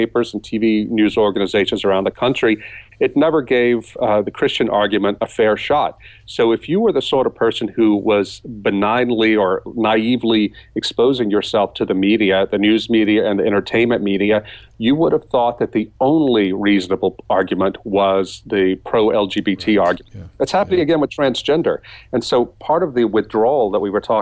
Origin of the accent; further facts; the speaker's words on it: South Louisiana, United States; Here in my hometown, again, tiny town in the deep South, culturally conservative.